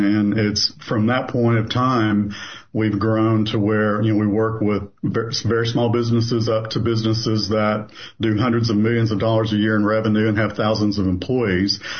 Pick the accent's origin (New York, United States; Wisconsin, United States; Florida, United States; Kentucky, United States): Kentucky, United States; southeastern; moved away as an adult; also born or lived in Louisville, Kentucky; now in Knoxville, United States; I was born in Louisville, Kentucky. I grew up in southeastern Kentucky